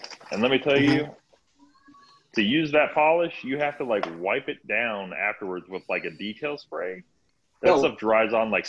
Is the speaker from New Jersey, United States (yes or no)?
no; Gilbert, Arizona, United States; moved away as an adult; now in Oklahoma, United States; I moved out here from Gilbert, out to Oklahoma. So I grew up in Gilbert. My wife's from Gilbert. We were out there for a long time.